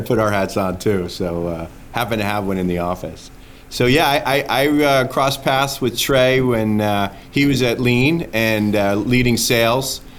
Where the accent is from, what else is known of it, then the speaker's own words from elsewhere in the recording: New Jersey, United States; now in Atlanta, United States; I was about to say North Jersey